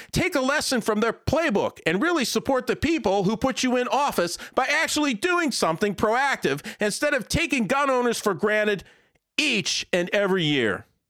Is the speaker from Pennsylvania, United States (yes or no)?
yes; Pennsylvania, United States; moved away as an adult; my home state of Pennsylvania